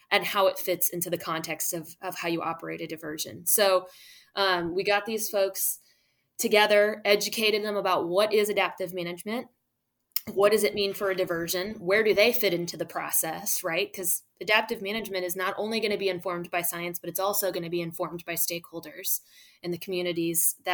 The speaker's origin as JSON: {"language": "English", "region": "Midwest", "country": "United States", "said": "well, I'm from the Midwest. I know nothing about gumbo."}